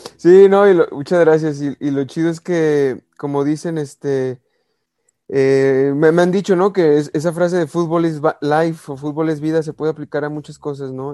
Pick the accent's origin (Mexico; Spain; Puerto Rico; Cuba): Mexico; Guadalajara, Jalisco; como soy de Guadalajara, pues soy de las Chivas